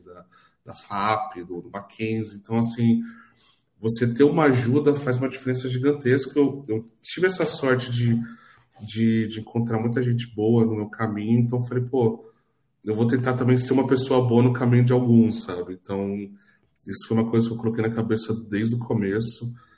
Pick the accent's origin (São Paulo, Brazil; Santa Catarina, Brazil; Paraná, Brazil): São Paulo, Brazil; Araraquara; eu sou de São Paulo, né, mas eu fui bem pequeno, eu vim bem pequeno para Araquara. então eu sou, sou um cidadão araquarense.